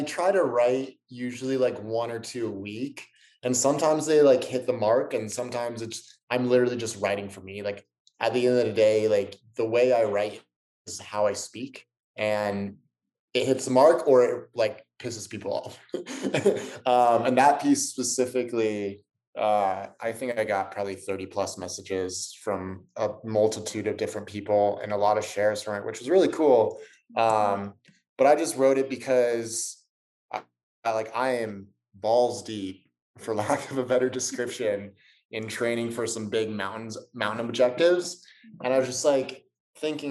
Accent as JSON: {"language": "English", "town": "San Diego", "region": "California", "country": "United States", "tie": "born or raised there", "accent": "Southern California", "moved": "yes", "said": "I grew up in Southern California, in San Diego."}